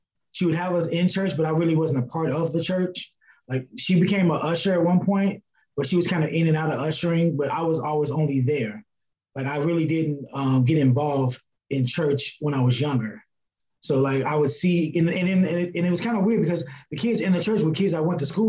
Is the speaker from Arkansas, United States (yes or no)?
no; Gary, Indiana, United States; also born or lived in Chicago, Illinois; I was born in Chicago, Eric, but I actually grew up in Gary, Indiana